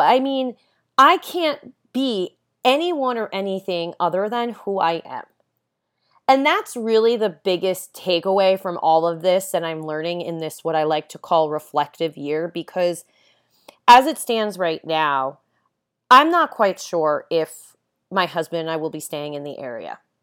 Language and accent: English; Long Island, New York, United States; moved away as an adult; also born or lived in Los Angeles; now in Santa Ynez, United States; Ever since I was a little girl growing up on Long Island